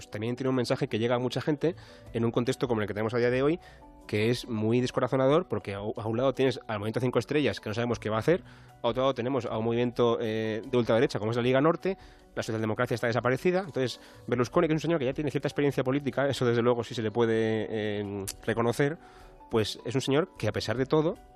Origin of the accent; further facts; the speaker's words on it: Italy; Spanish is a second language; la única alternativa que nos queda, eh, siendo italianos, quiero decir, eh, es el movimiento cinco estrellas.